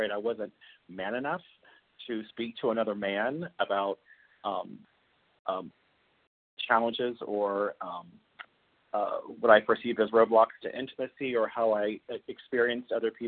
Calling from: Beijing, China; I'm calling from Beijing, China.

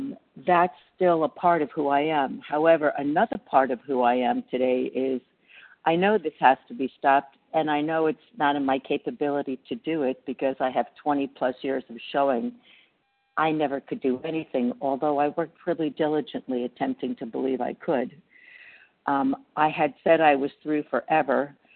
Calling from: Reno, Nevada, United States; I'm recovering from Reno, Nevada.

